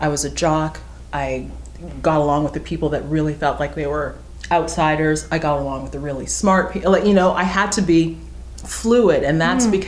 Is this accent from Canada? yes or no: yes; Stratford, Ontario, Canada; also born or lived in Jamaica; I was born in Jamaica, but Stratford is where I really, I always talk about the fact that I don't think that I could have been the journalist that I am or the person that I am without growing up in a place like Stratford